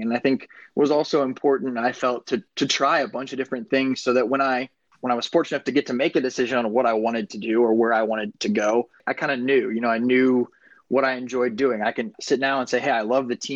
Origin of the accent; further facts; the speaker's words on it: Southern California, United States; moved away as an adult; also born or lived in Dallas, Texas / Las Vegas, Nevada; an organization here at the Rams in my hometown of Southern California